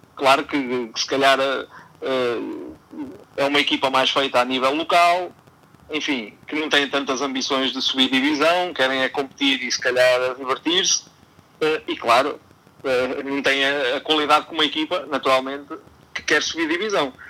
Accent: Miranda do Corvo, Centro, Portugal; sou de Miranda do Corvo, mas do Distrito de Coimbra

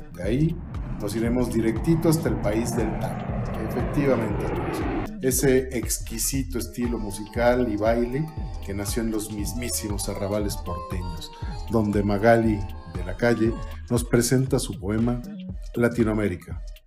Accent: Mexico; en México, en mi país

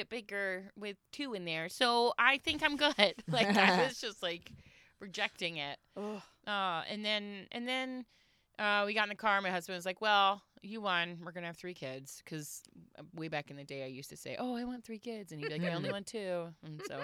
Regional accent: Florida, United States; moved away; I'm from Florida originally.

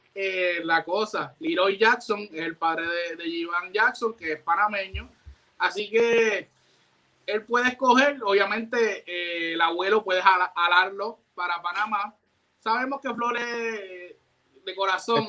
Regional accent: Puerto Rico; nosotros como boricua

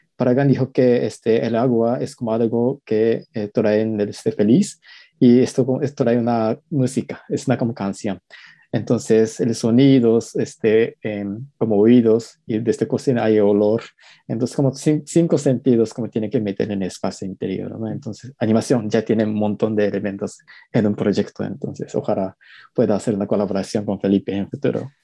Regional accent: Japan; Spanish is a second language; moved away as an adult; now in Mexico; como crecí en Japón, es un país de los mangas

